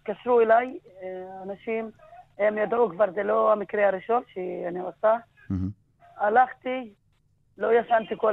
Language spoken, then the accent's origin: Hebrew; Jisr az-Zarqa, Haifa District, Israel; Hebrew is a second language; כן, נולדתי בג'יסר א-זרקא, גדלתי בג'יסר א-זרקא.